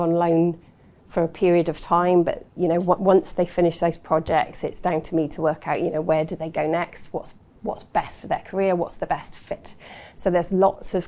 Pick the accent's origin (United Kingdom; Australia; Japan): United Kingdom; South Wales Valleys; moved away; I'm from the South Wales Valleys, was a soloist from an early age, ended up being soloist for the Welsh Youth Choir